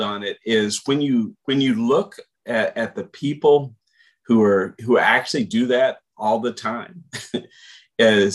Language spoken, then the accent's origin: English; Portland, Texas, United States; So I grew up in Portland, so the shorter one was always exciting to go from Ranzas Pass over to Port